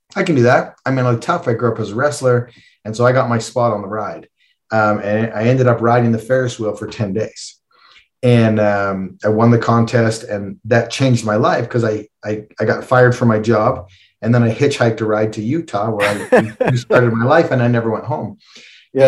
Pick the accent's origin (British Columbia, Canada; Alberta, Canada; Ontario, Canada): Alberta, Canada; Calgary; I'm from Calgary, um, and is world famous for the Calgary Stampede